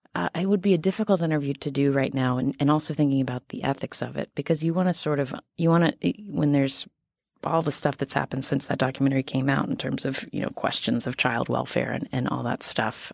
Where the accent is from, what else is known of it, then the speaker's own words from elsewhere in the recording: West Virginia, United States; I am from West Virginia